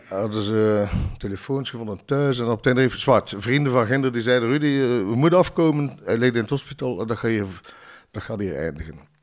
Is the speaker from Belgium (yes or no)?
yes; Ghent, Flanders, Belgium; ik ben zelf van Ledenberg